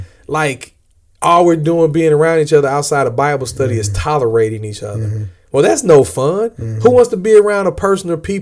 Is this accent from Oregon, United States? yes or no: no; St. Louis, Missouri, United States; I'm from St. Louis